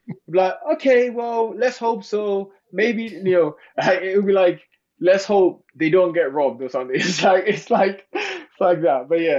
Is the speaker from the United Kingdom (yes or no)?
yes; London, United Kingdom; born there; also born or lived in Ghana; So I was born in London, but I went to live in Ghana for 10 years.